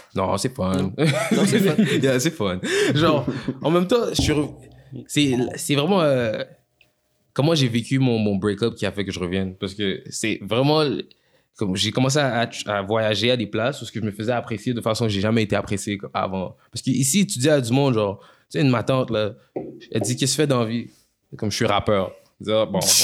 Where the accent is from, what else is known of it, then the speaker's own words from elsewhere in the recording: Quebec, Canada; first language French; je suis, Québécois, mais je suis né ici